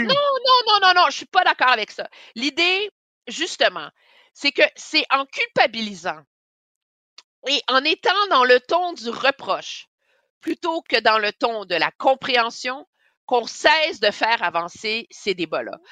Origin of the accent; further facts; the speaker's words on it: Montreal, Quebec, Canada; quand j'étais jeune à Montréal, j'allais à la Villa Sainte-Marceline à Westmount